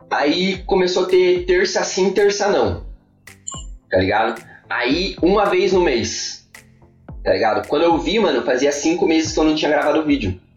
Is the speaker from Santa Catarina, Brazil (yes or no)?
yes; Joinville, Santa Catarina, Brazil; quando eu vim de Joinville, eu tava com aquela coisa do pra tu, pra ti, tá ligado?